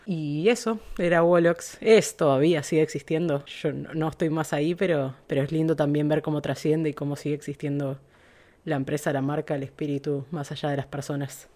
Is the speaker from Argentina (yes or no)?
yes; Buenos Aires, Argentina; moved away as an adult; now in Sausalito, United States; Soy argentina, nacida en Buenos Aires.